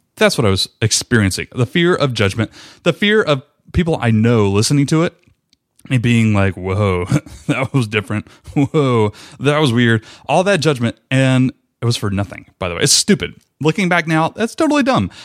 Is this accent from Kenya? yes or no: no; Rome, Georgia, United States; I ended up moving back to my hometown of Rome, Georgia, where I was born and raised